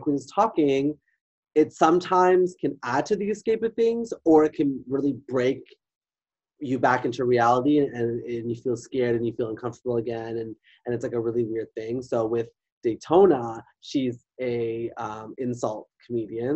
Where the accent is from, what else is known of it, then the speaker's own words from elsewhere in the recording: Whitby, Ontario, Canada; I'm a Whippy diva